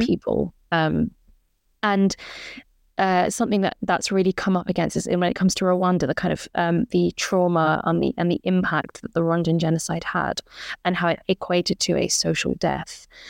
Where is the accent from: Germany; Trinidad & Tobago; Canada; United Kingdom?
United Kingdom; as British people